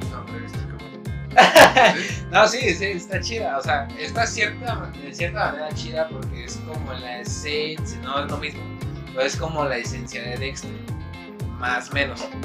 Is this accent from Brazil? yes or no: no; Tepito, Mexico City, Mexico; Soy de soy de Tepito.